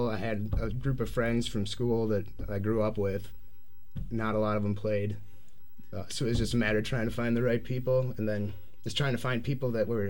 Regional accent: Milwaukee, Wisconsin, United States; moved away as an adult; also born or lived in Northwest Florida; I grew up in Milwaukee in the suburbs. I lived down in Northwest Florida for 13 years and then came back in 2011.

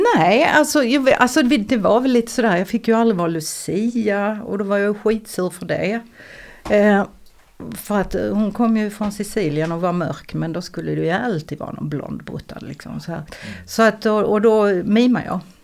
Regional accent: Eslöv, Skåne, Sweden; jag är från Eslöv

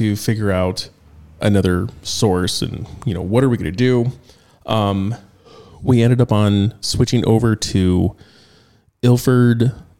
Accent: Northern California, United States; The skateboarding scene 25 years ago in my hometown growing up in Northern California

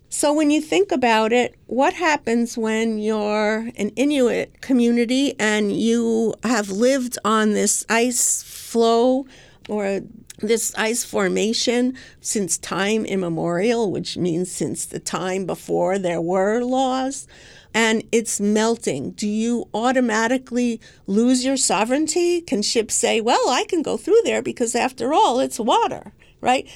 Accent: New York, United States; I'm a New Yorker

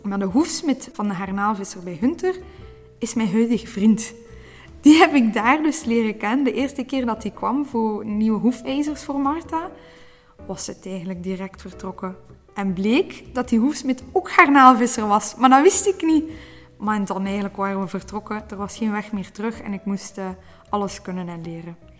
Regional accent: Brussels, Brussels-Capital Region, Belgium; moved away as an adult; now in Oostduinkerke, Belgium; geboren in Brussel, maar nu al acht jaar wonende in Oostduinkerke

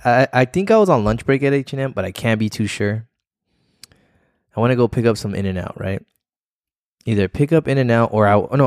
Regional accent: Missouri, United States; I'm from Missouri.

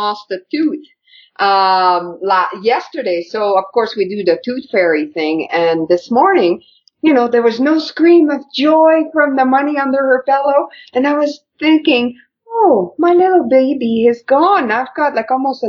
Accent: Quebec, Canada; I grew up in Quebec

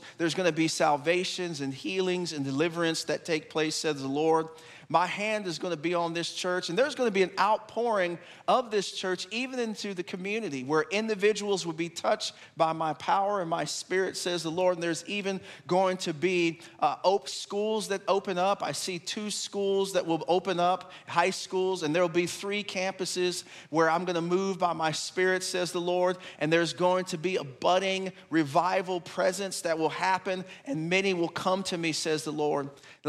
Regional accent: Killeen, Texas, United States; born there; come back to Texas, which is my birth state. I was born in Killeen County. My dad was actually in the Army in Fort Hood.

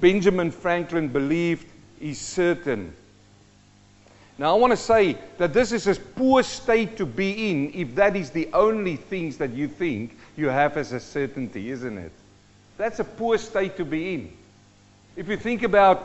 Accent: South Africa; also born or lived in New Zealand; now in Australia; I'm a South African-born Kiwi and we're living in Australia

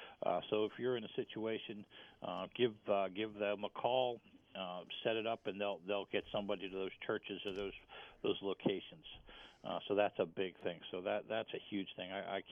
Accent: Brilliant, Ohio, United States; Wells Township, my hometown in Bryant there

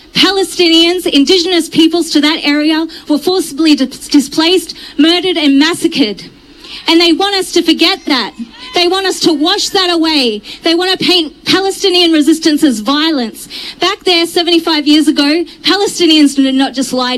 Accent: Rockhampton, Queensland, Australia; I come from Rockhampton, Darumbal country in central Queensland

